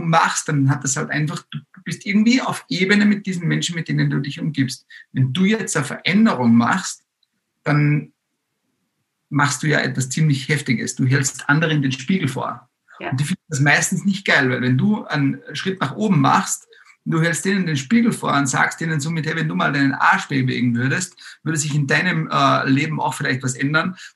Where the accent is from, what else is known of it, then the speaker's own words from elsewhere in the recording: Austria; now in Germany; Wir sind aus Österreich in äh, die Großstadt Wippesbüttel in der Nähe von Wippern also das waren mal direkt 850 Kilometer mitsamt der ganzen Family